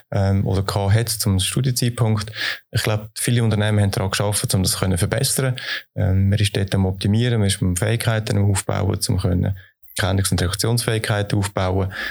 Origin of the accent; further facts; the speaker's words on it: Switzerland; Ich bin ein optimistischer Mensch und ich äh, glaube daran, dass wir das als Schweizer werden schaffen